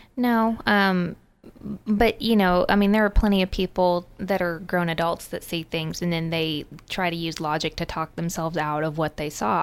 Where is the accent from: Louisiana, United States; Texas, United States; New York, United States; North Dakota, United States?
Texas, United States; growing up in Texas